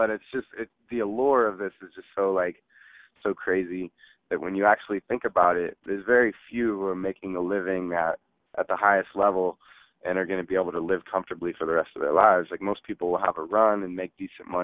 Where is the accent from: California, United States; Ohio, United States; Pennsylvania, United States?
California, United States; the Bay Area; growing up in the Bay